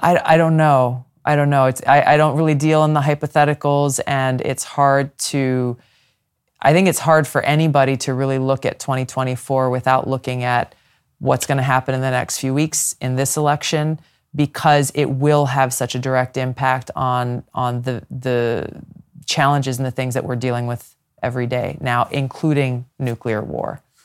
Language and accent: English; Hawaii, United States; my home state of Hawaii